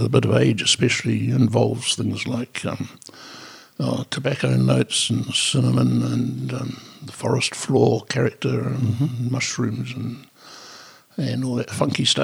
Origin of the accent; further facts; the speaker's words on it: Dunedin, Otago, New Zealand; also born or lived in Scotland / Canada; my hometown of Dunedin